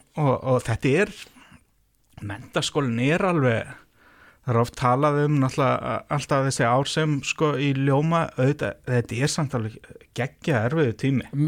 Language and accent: Icelandic; Reykjavík, Capital Region, Iceland; Ég er fjölskyldufæður í Vesturbænum í Reykjavík